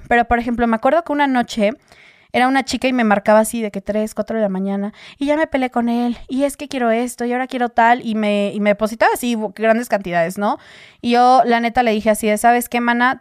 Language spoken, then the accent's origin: Spanish; Mexico; yo soy de México